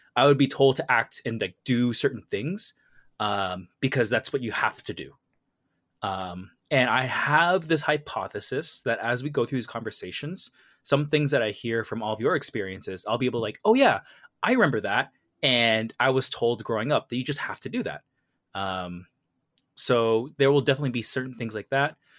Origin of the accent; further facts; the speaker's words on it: Canada; I grew up in, like, a Vietnamese household growing up in Canada